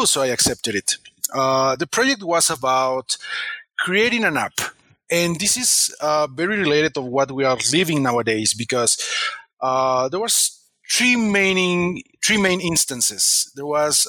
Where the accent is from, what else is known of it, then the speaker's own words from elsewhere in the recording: Mexico; I'm from Mexico